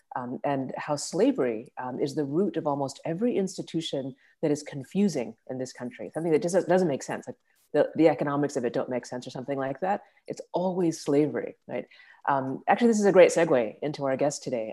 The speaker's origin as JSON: {"language": "English", "region": "Texas", "country": "United States", "moved": "yes", "lives_now": "New York City, United States", "said": "I'm from Texas"}